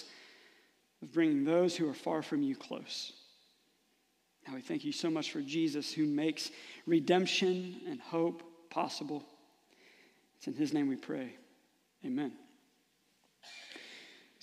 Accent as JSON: {"language": "English", "town": "Rising Sun", "country": "United States", "tie": "born or raised there", "said": "growing up in Rising Sun"}